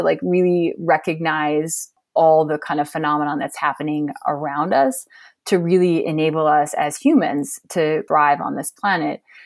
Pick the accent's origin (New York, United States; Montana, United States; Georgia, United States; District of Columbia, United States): Montana, United States; I'm from Montana, fifth generation. I've lived here a lot of my life, not all of my life, but most of it.